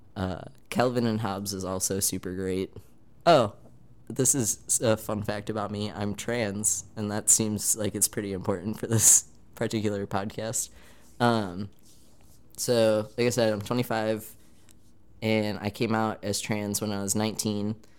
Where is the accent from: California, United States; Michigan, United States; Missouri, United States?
Michigan, United States; now in Manhattan, Kansas, United States; I'm originally from Michigan, and I ended up in Manhattan, Kansas